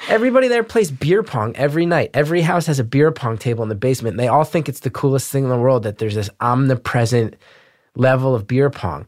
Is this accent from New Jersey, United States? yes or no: yes; New Jersey, United States; growing up in Jersey